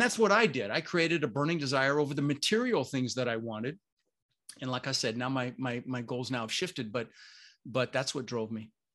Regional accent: Denver, Colorado, United States; also born or lived in Netherlands; I immigrated to this country when I was six years old with my brother Albert, my mother's Vancha. I was born in the Netherlands, Holland, you know, wooden shoes and windmills. And, um, we ended up in Denver, Colorado

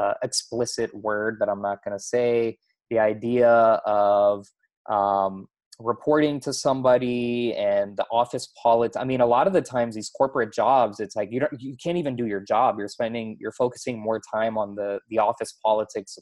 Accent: Houston, Texas, United States; I grew up in Houston, Texas

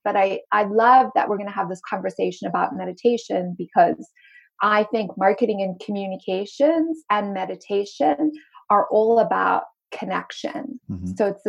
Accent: Zimbabwe; also born or lived in Cape Town, South Africa; if you hear a little bit of an accent come in and out, it's because I am originally from Zimbabwe and I went to school in Cape Town, South Africa. I sound mainly American these days

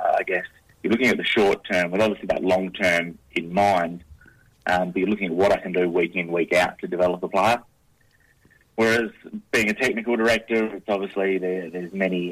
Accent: Albany, Western Australia, Australia; moved away as an adult; now in Perth, Australia; I'm actually a country boy, so I'm from Albany

